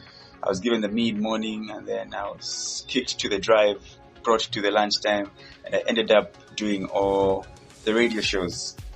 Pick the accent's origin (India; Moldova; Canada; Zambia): Zambia; Lusaka, Lusaka Province; English is a second language; also born or lived in Kitwe / Luapula; okay, I was born in Kitwe. I was in 1992 and stayed in Lusaka when I was a little bit young, and then also partly stayed in Wapula and came back to Lusaka in 2002.